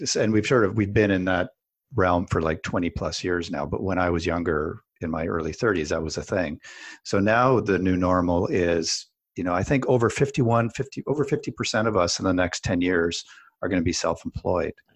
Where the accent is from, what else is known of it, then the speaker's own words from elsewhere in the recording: Canada; I'm Canadian as well